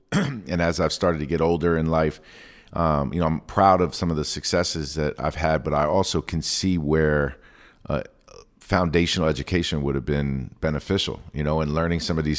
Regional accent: Queens, New York, United States; Me too, but we're Mets fans. We're from Queens. Like, we're from Queens.

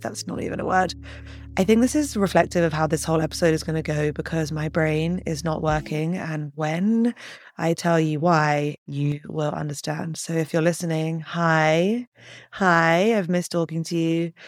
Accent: London, United Kingdom; moved away; So I'm from London.

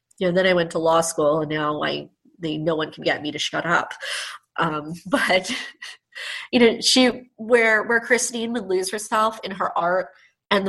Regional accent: Nassau County, New York, United States; growing up in Nassau County.

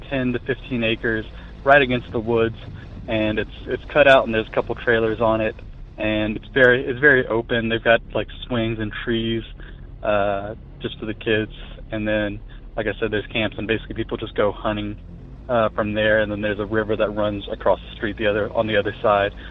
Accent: Lafayette, Louisiana, United States; Um, I am from Lafayette, Louisiana, and uh, my my story.

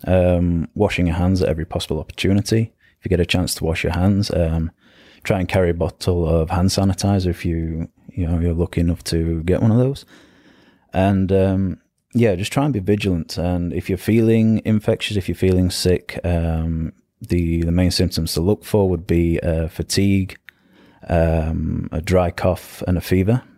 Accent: the north of England, United Kingdom; moved away as an adult; I grew up in England, in the north of England. Uh, moved down to south of England

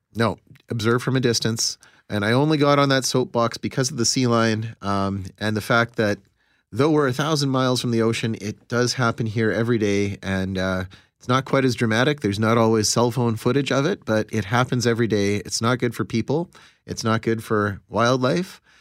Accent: Pinawa, Manitoba, Canada; I grew up in Pinowa

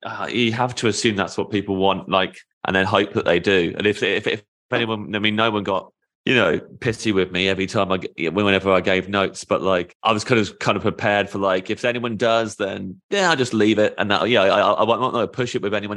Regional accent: United Kingdom; As a Brit

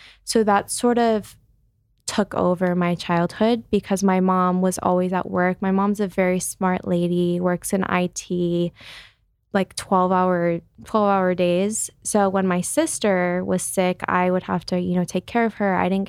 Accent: Chicago, Illinois, United States; So I'm from Chicago, grew up in Chicago.

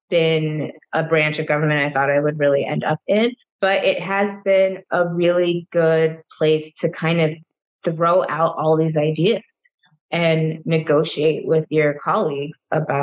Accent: Minnesota, United States; moved away as an adult; when I then moved back to my home state

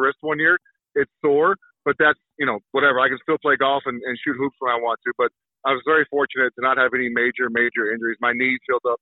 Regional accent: New Mexico, United States; moved away as an adult; also born or lived in Chicago; I grew up in New Mexico

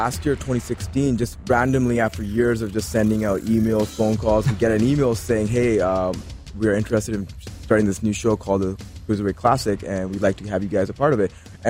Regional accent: India; So we had something to prove. We didn't want to just be those guys that were here because we're Indian.

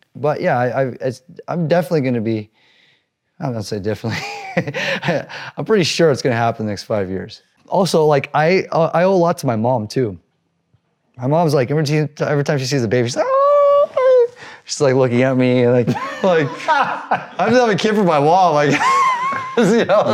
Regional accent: Newport Beach, California, United States; growing up in Newport Beach, um, not being able to fit

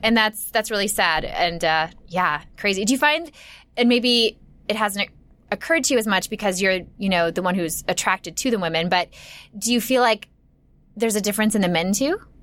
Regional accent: Minnesota, United States; moved away; I'm from Minnesota

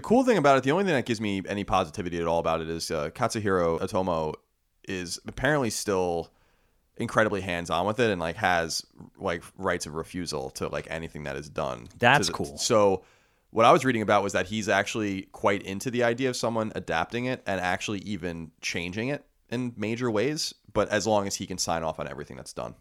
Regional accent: Long Island, New York, United States; I was born and raised in Long Island

